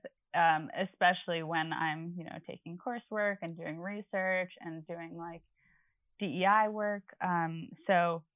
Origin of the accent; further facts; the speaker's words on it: Long Island, New York, United States; I'm from Long Island.